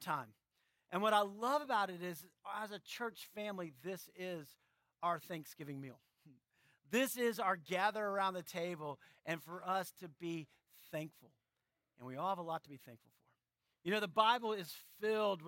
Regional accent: San Antonio, Texas, United States; moved away; I grew up in San Antonio

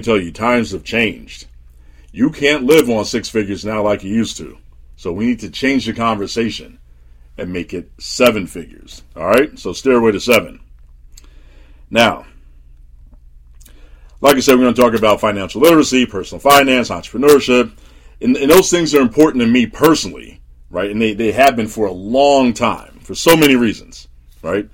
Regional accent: New Jersey, United States; when I was a kid growing up in Jersey

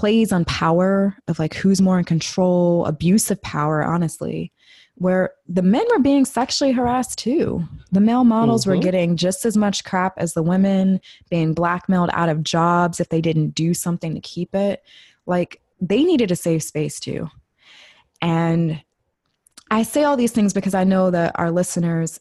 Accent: United States; I'm saying this as a Black female, like born and raised in America

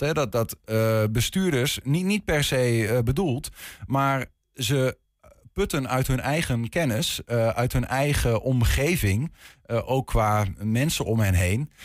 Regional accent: Twente, Overijssel, Netherlands; die jonge Twentenaar, zoals waar ik vandaan kom

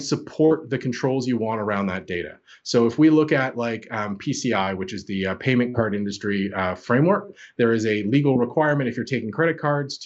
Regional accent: Canada; accent: Canadian; I'm Canadian by my accent

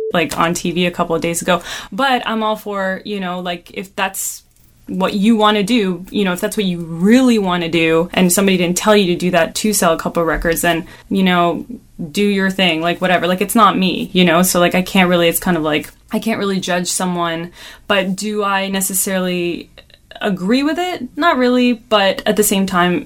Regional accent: Toronto, Ontario, Canada; We're from Toronto

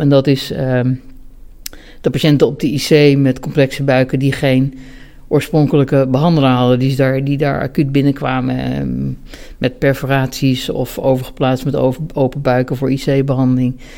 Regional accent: Ede, Gelderland, Netherlands; also born or lived in Bennekom; ik ben opgegroeid in Ede, op de Veluwe

